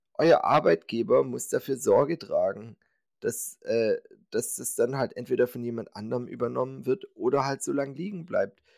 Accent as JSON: {"language": "German", "region": "Swabia", "country": "Germany", "said": "ich bin Schwabe"}